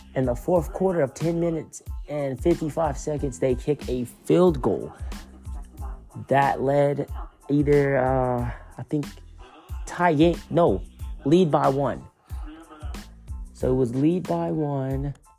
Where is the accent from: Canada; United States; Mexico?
United States; Oklahoma; I'm from Oklahoma